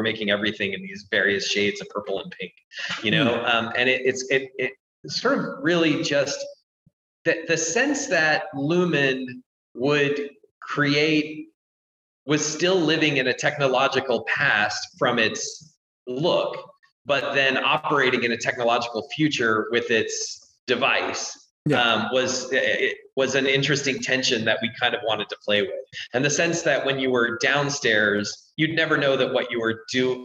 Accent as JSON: {"language": "English", "town": "Salt Lake City", "region": "Utah", "country": "United States", "tie": "born or raised there", "said": "I grew up in Salt Lake City"}